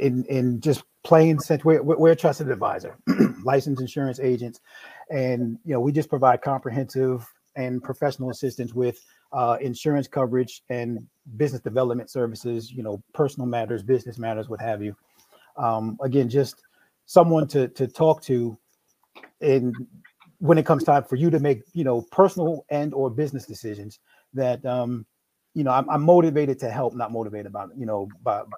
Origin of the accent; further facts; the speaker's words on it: New York, United States; now in Maryland, United States; I'm originally from New York. No, I don't have an accent.